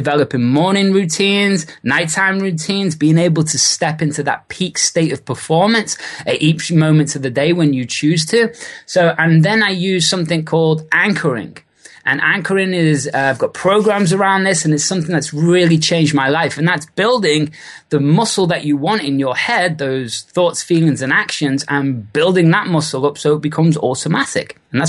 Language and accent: English; Liverpool, North West England, United Kingdom; moved away; also born or lived in Australia / New Zealand / Bali / California; originally from Liverpool in the UK, and I've been away now over 12 years and built businesses and lived in countries such as Australia, New Zealand, Bali, and lots of California for the past 6 years.